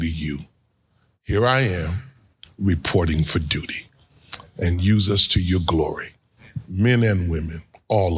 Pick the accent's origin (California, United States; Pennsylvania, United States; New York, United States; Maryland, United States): New York, United States; New York City; also born or lived in Far Rockaway / Harlem, Manhattan; now in Columbus, United States; I was born in Brooklyn, grew up in Far Rockaway